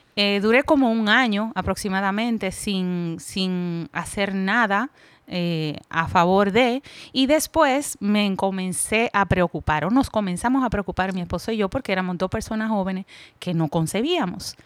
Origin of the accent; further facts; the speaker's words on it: Puerto Plata, Dominican Republic; moved away as an adult; now in Santiago, Dominican Republic; soy nativa de Puerto Plata, pero resido aquí en Santiago hace cinco años